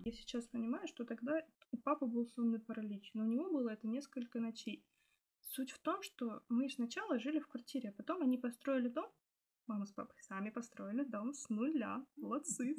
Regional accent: Prokopyevsk, Kemerovo Oblast, Russia; я вот из Прокопьевска, это шахтерский го- город

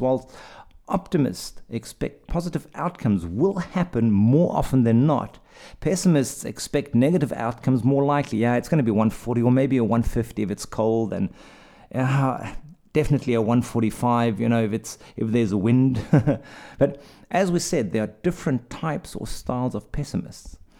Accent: South Africa; moved away; I'm from South Africa

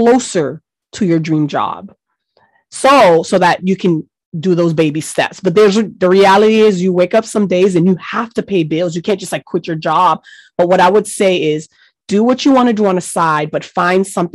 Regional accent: Miami, Florida, United States; English is a second language; I grew up in Miami, Florida

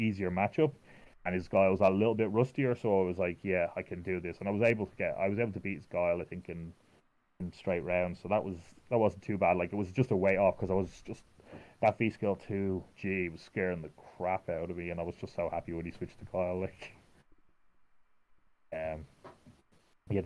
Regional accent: Ireland; me being Irish

